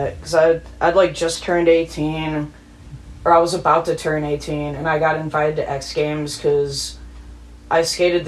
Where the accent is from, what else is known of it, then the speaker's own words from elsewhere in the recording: La Grange, Illinois, United States; also born or lived in California; now in Chicago, United States; I grew up in LaGrange, Illinois. It's like 20 miles